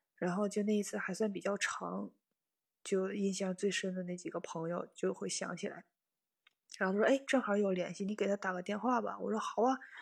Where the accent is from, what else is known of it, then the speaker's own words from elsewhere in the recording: Northeast China, China; accent: Northeastern; 我们东北话叫有尖儿